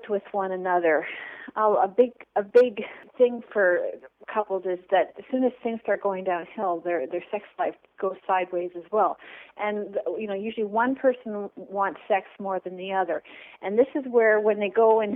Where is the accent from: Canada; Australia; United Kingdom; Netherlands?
Canada; also born or lived in San Francisco; I am from Canada. I'm Canadian.